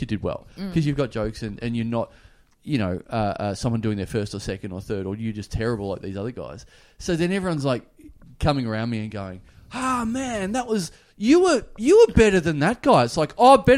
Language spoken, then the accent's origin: English; Australia; I'm from Australia